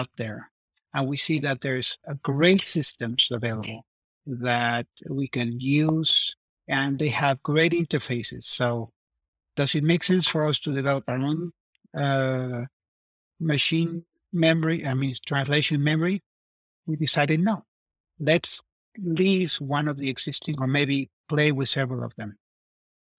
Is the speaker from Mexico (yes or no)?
yes; Mexico; now in Davis, United States; I'm from Mexico